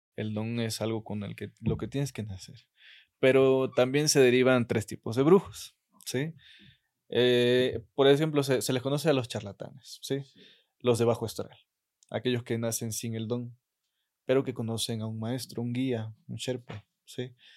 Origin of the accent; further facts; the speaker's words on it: Catemaco, Veracruz, Mexico; yo sí estoy muy enamorado de mi pueblo